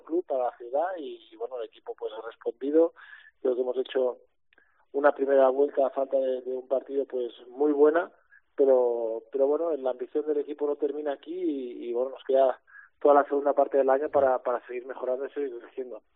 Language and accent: Spanish; near Manresa, Catalonia, Spain; Manresa, ¿no? Tirando un poco para casa, eh, un equipo que es de cerca de mi pueblo natal